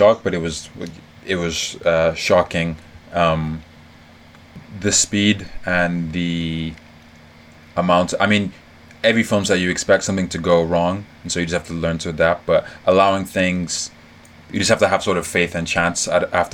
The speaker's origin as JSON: {"language": "English", "region": "Lagos", "country": "Nigeria", "tie": "born or raised there", "also_born_or_lived": "New York / London", "moved": "yes", "lives_now": "Abuja, Nigeria", "said": "I grew up in Lagos"}